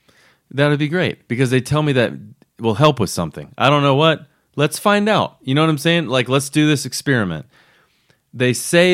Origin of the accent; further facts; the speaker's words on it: Daytona Beach, Florida, United States; moved away; originally from Florida.